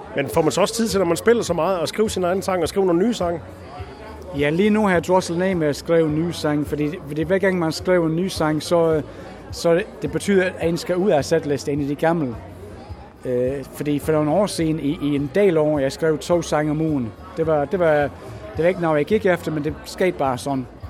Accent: England, United Kingdom; also born or lived in United States; now in Sønderborg, Denmark; Jeg er tre kvart englænder og, og kvart amerikansk

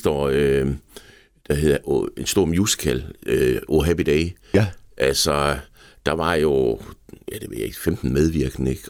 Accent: Denmark; Nej, jeg koketterer lidt med, at jeg, jeg, jeg, jeg er dansker.

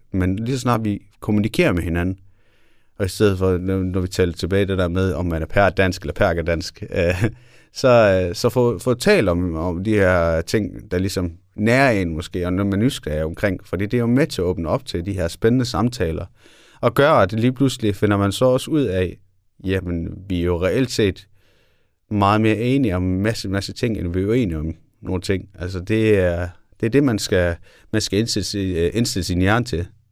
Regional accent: Denmark; jeg er også født og opvokset i Danmark

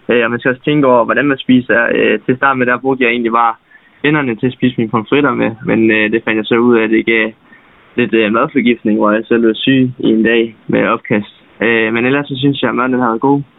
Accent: Denmark

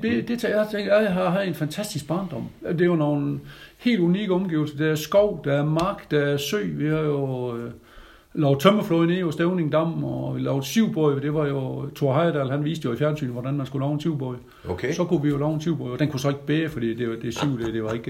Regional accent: Grønnebæk, near Jels, Southern Denmark, Denmark; accent: South Jutlandic; jeg er jo øh, er født i Grønnebæk, over Jels

